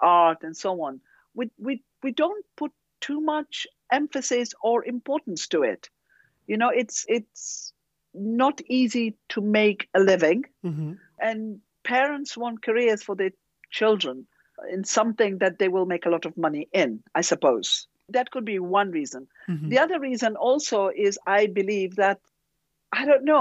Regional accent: Zanzibar, Tanzania; moved away; also born or lived in Dar es Salaam, Tanzania / London, United Kingdom; I was born in Zanzibar, so I'm from East Africa.

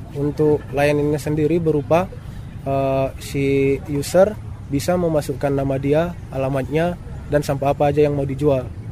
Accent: Mandailing Natal, North Sumatra, Indonesia; moved away; also born or lived in Medan; saya uh, asalnya dari Mandailing Natal

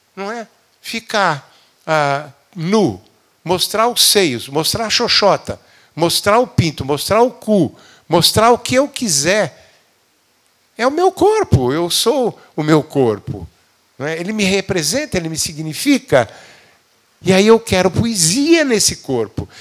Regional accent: Brazil; perguntou de onde é que a gente era, disse do Brasil

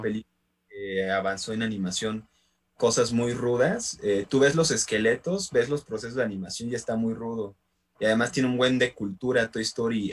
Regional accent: San Andrés Tetepilco, Mexico City, Mexico; aquí en, este, en, mi pueblo, en San Andrés de Tepilco

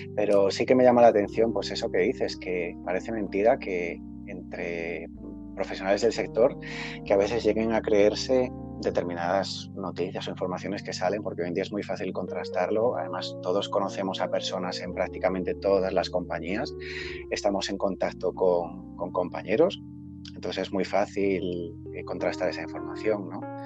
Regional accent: Galicia, Spain; yo como gallego

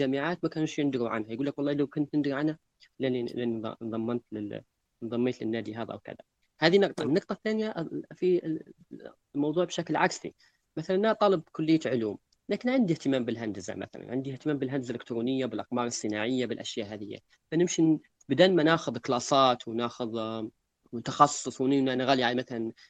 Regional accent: Libya; وشنو الافكار اللي عندنا في ليبيا تكون مختلفه عن العالم

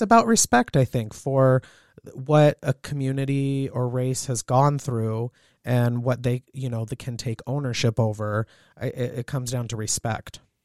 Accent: Southern California, United States; now in Montana, United States; I grew up in Southern California and I'm half Asian

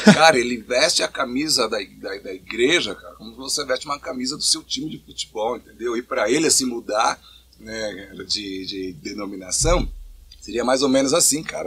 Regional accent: São Bernardo do Campo, São Paulo, Brazil; moved away as an adult; now in Monte Mor, Brazil; eu sou over, então tenho 44 anos, vim de São Bernardo do Campo

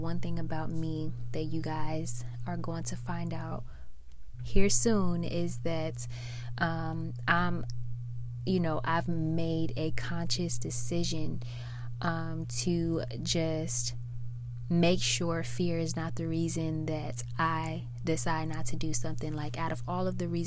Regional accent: Chicago, Illinois, United States; moved away; I was born and raised in Chicago, Illinois, the south side of Chicago, Illinois

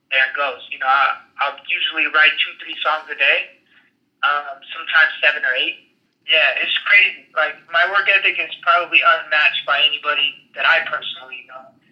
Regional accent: California, United States; growing up in California, um, I grew up and survived the riots

